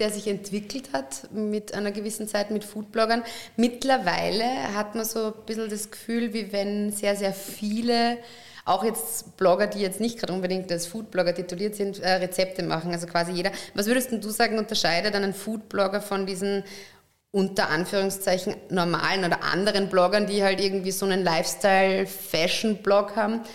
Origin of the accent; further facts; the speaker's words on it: Upper Austria, Austria; ich bin ja Oberösterreicherin